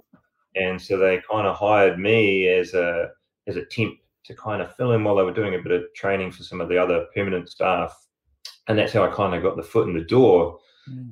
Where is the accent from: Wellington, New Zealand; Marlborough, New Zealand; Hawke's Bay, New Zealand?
Wellington, New Zealand; Upper Hutt; moved away as an adult; also born or lived in Auckland / Christchurch; I'm from Orongamai or Upper Hutt, as it's commonly known.